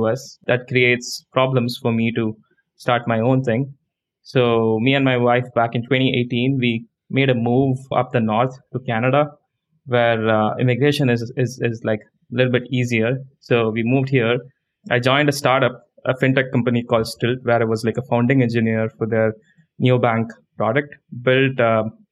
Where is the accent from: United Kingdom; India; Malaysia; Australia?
India; moved away as an adult; now in United States; I grew up in India, moved to the US back in 2013 to do my master's degree in computer science